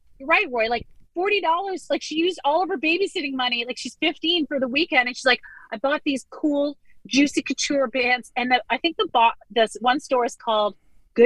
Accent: Hamilton, Ontario, Canada; I grew up in Hamilton, Ontario.

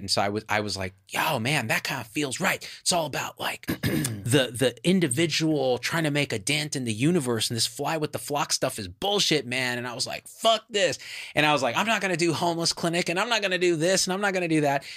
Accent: Clovis, California, United States; moved away as an adult; also born or lived in Berkeley, California; as far left as you could get for Clovis, California

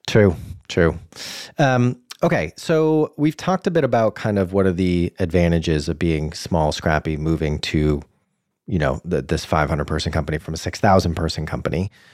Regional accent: Boston, Massachusetts, United States; hailing from my hometown of Boston

